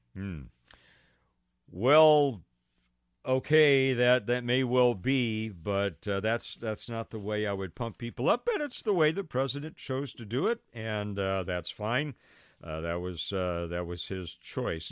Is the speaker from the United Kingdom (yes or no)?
no; United States; I'm an American